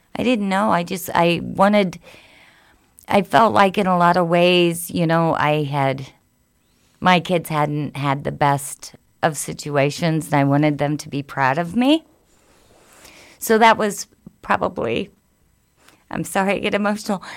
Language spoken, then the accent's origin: English; Spencer, Indiana, United States; also born or lived in Lafayette, Indiana; In Lafayette and then in Spencer, Indiana